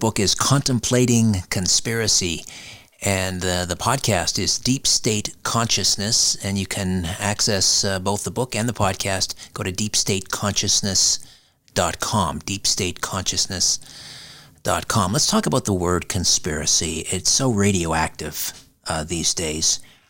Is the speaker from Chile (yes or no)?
no; Canada; I'm from Canada.